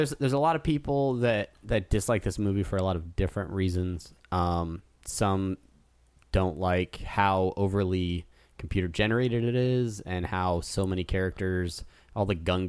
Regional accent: California, United States; So I grew up in Southern California.

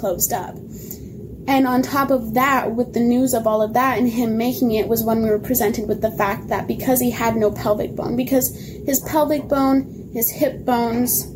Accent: Montana, United States; We were in Seattle at the time, and we're from Montana

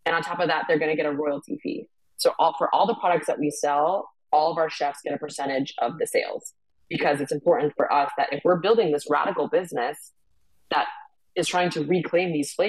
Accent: Boston, Massachusetts, United States; moved away as an adult; also born or lived in Ireland / New York; growing up in Boston, in a town that was 98% white

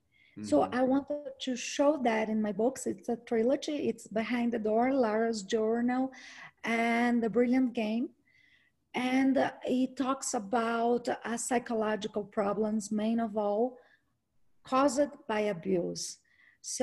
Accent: Brazil; first language Portuguese; English is a second language; I'm from Brazil

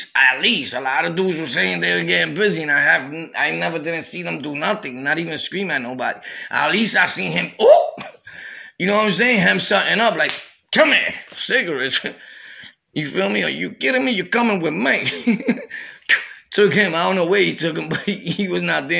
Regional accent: Brooklyn, New York, United States; also born or lived in Harlem / Jamaica, Queens; I'm from Brooklyn, born and raised

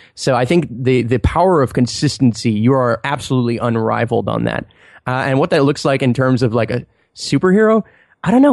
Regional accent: Montreal, Quebec, Canada; I'm from Montreal and it's really cold in the winter

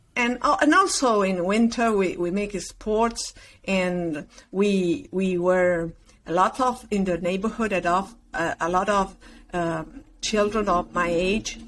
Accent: Concordia, Entre Ríos, Argentina; English is a second language; moved away; also born or lived in Uruguay; I was born there, and I I uh, get in Argentina when I was three months

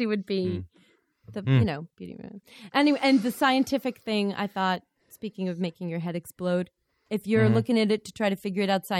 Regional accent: Boston, Massachusetts, United States; now in Connecticut, United States; When I go back home, when I go to Boston and I say, like, I'm in Connecticut

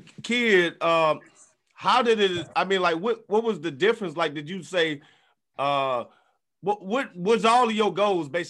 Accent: Daphne, Alabama, United States; also born or lived in New Orleans; I'm from New Orleans, but I grew up out in Daphne.

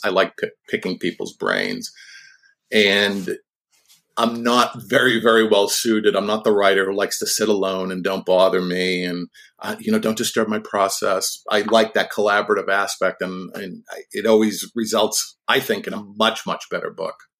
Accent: Boston, Massachusetts, United States; when I was a kid of about eleven or twelve, growing up in the Boston area

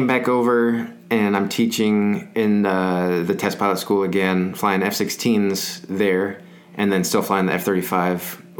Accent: San Antonio, Texas, United States; moved away as an adult; So I'm from San Antonio. My grandparents were in the service. They retired, and we stayed there at Randolph. I ended up staying there my whole life.

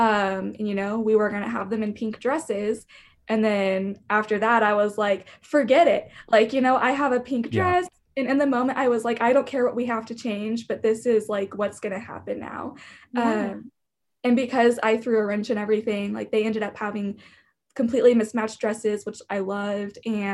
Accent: Wichita, Kansas, United States; I am from Wichita, Kansas, and I've grown up here my whole life.

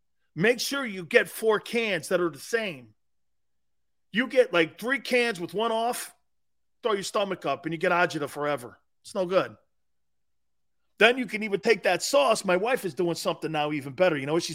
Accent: Connecticut, United States; now in South Florida, United States; Yeah, I'm from Connecticut. Oh, you a Yankee. Yeah, this is me down in South Florida.

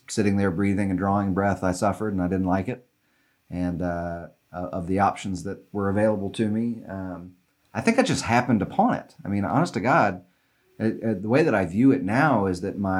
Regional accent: Little Rock, Arkansas, United States; I was born in Little Rock, and I was one of four kids, and we were you know, wealthy white people in Little Rock.

